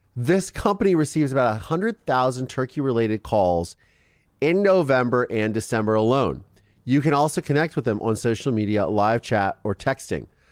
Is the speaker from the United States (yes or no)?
yes; Ohio, United States; I grew up in Ohio